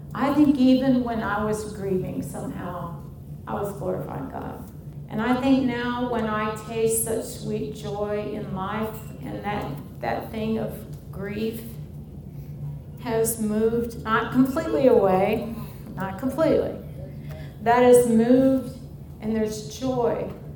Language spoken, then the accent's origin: English; St. Louis, Missouri, United States; also born or lived in Denver, Colorado / Northwest Arkansas; now in Mobile, Alabama, United States; I'm originally from St. Louis, Missouri